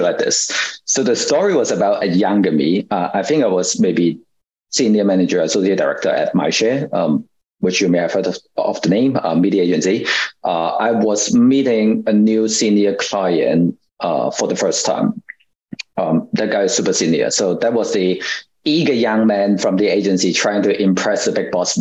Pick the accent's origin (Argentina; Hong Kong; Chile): Hong Kong; I was born and raised in Hong Kong